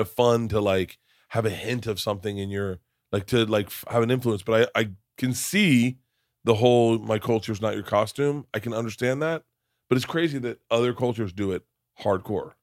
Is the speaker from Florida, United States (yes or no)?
yes; Florida, United States; growing up in Florida